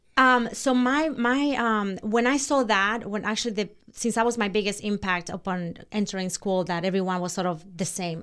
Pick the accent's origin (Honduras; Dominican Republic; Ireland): Dominican Republic; Santo Domingo, Distrito Nacional; English is a second language; moved away; I was born in Santo Domingo, which is the capital of Dominican Republic